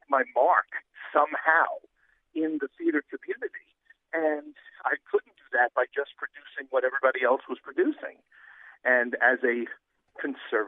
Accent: New York City, New York, United States; I'm from New York City, if you haven't picked up my accent yet. And, in Queens, New York, going to high school

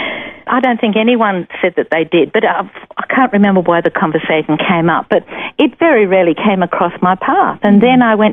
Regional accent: Brisbane, Queensland, Australia; born or raised there; also born or lived in St Albans, Hertfordshire, England

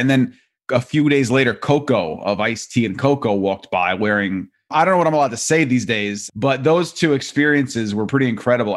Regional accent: New York, United States; growing up in New York

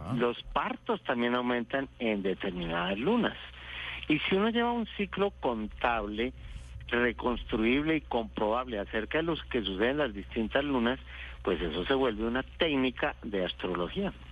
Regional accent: Bogotá, Colombia; yo nací en Bogotá

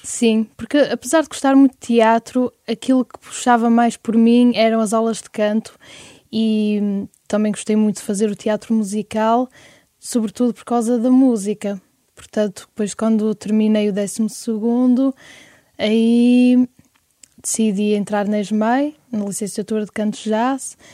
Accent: Francelos, Norte, Portugal; also born or lived in Porto; eu sempre vivi em Francelos. Nasci no Porto, mas o, os meus pais têm uma casa em Francelos

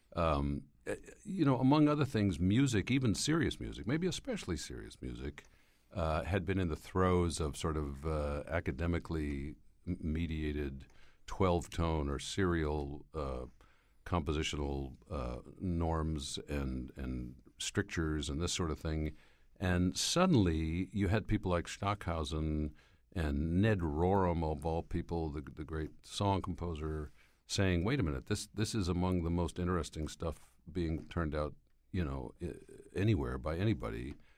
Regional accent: Schenectady, New York, United States; moved away; my hometown of Schenectady, New York

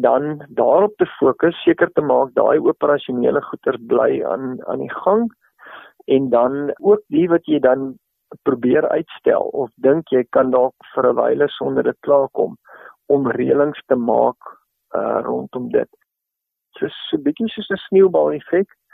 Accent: South Africa; ons miskien as Suid-Afrikaners

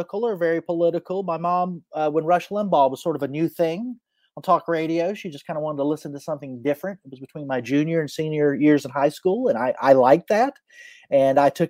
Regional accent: Charleston, South Carolina, United States; accent: Southern; Charleston, South Carolina

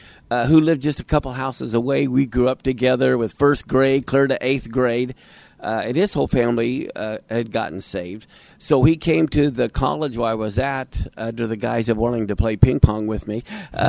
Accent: Wichita, Kansas, United States; moved away as an adult; now in Seattle-Tacoma area, United States; We grew up in Wichita, Kansas for 30 years. Mm-hmm. We've been up here in the Seattle-Tacoma area for 35 years.

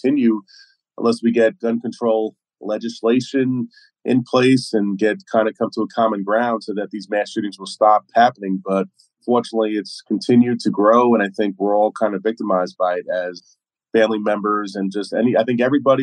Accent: New York City, New York, United States; I'm from Brooklyn, New York, Flatbush, and tough Irish family

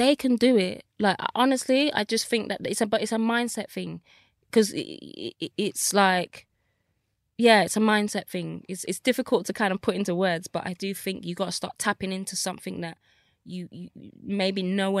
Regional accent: Nigeria; So, you know, as a Nigerian, obviously it's like lawyer, doctor

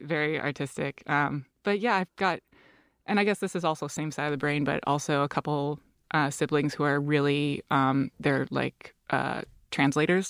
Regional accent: Seattle, Washington, United States; I'm from Seattle.

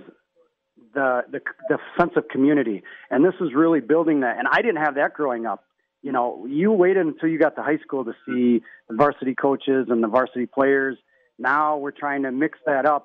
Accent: Racine, Wisconsin, United States; also born or lived in Madison, Wisconsin; I'm actually from Racine. I went to high school Racine Park

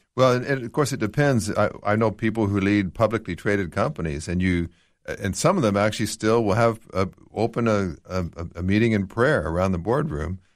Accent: Canada; moved away; I grew up in Canada, which very, very secular, much like here in Australia

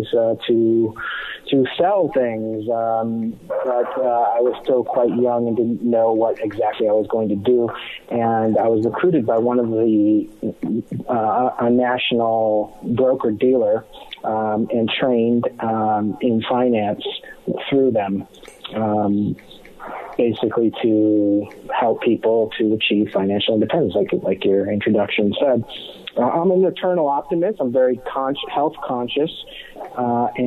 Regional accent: Michigan, United States; moved away as an adult; also born or lived in San Marcos, California; I grew up in Michigan, and I am a Lions fan

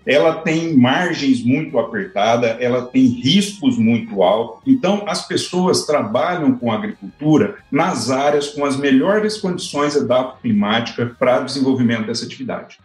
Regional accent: Araçatuba, São Paulo, Brazil; Eu, eu nasci em Aracatuba, no interior de São Paulo, uma cidade com muita tradição na pecuária

